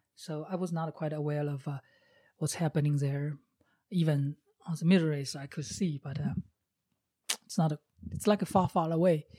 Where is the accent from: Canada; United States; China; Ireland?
China; English is a second language; moved away as an adult; I was born in China in 1973.